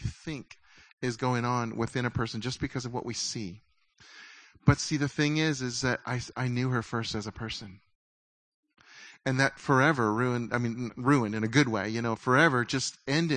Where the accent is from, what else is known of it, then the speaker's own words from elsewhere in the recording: United States; as American Christians